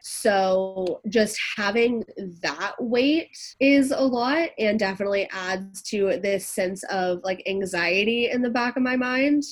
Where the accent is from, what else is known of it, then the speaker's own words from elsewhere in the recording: Atlanta, Georgia, United States; also born or lived in San Diego; I was born and raised here in Atlanta, Georgia, and I moved to San Diego for college